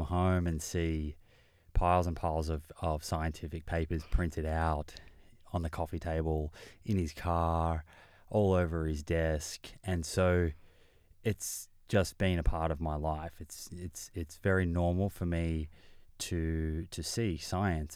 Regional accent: Melbourne, Victoria, Australia; I grew up in Melbourne.

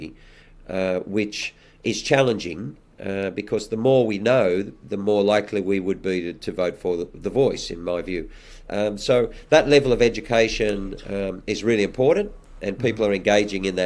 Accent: Australia; my lifetime as an Australian

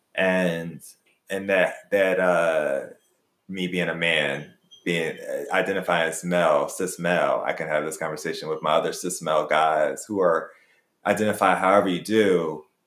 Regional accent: Philadelphia, Pennsylvania, United States; when I was growing up in Philly

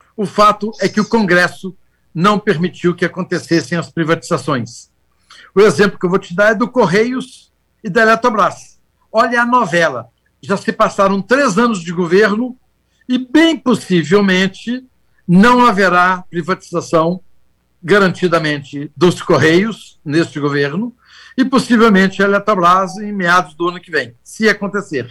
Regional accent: Minas Gerais, Brazil; Mas eu sou mineiro

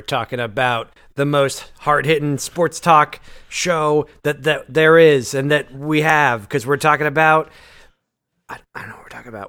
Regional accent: Massachusetts, United States; I grew up in Massachusetts

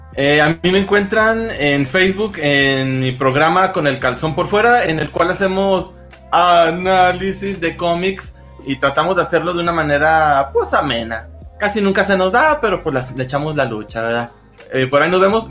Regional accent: Gómez Palacio, Durango, Mexico; moved away as an adult; now in Torreón, Mexico; yo soy de, de Gómez Palacio Durango, pero vivo en Torreón

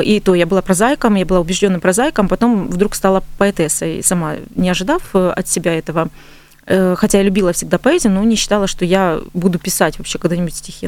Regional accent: Donbas, Ukraine; moved away as an adult; now in Stavropol Krai, Russia; я с Донбасса

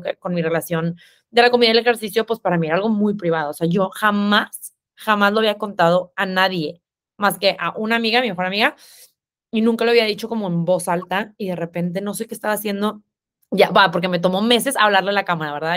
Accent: Monterrey, Nuevo León, Mexico; accent: regio, cantado; soy regia, por si no se escuchan, me acento cantado

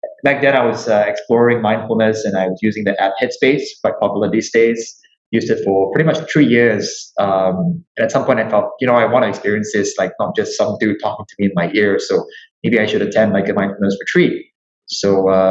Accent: Singapore; I'm Singaporean.

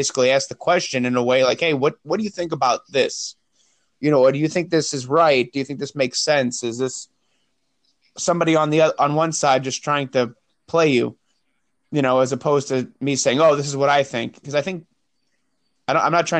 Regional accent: New York, United States; moved away as an adult; now in South Carolina, United States; I came down here right after high school, and I really didn't really want to move. I liked where I lived

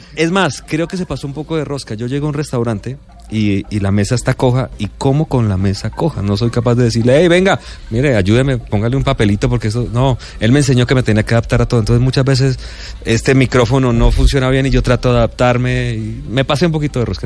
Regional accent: Bucaramanga, Santander, Colombia; also born or lived in Calamar, Bolívar; nos fuimos a ir a Bucaramanga, ya estaban mis abuelos y por eso crecí en Bucaramanga

